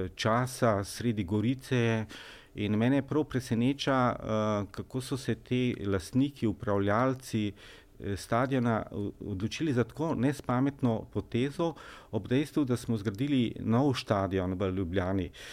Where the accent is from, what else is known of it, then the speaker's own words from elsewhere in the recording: Slovenia; Slovenci smo